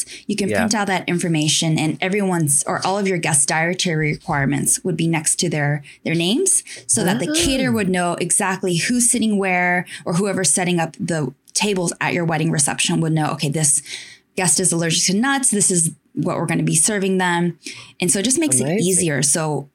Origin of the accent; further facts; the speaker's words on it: Tokyo, Japan; also born or lived in United States; So I was born and raised in Tokyo, Japan. I grew up here.